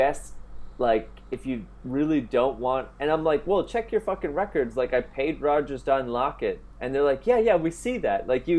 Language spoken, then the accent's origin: English; Canada; now in Italy; I'm living in Italy right now. Like, I'm from Canada.